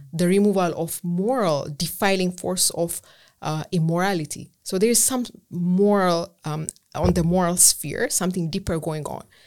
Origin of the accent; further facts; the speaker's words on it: Ethiopia; English is a second language; moved away as an adult; also born or lived in Germany / Edinburgh; I'm from Ethiopia. Um, I left Ethiopia to pursue undergraduate studies in Germany.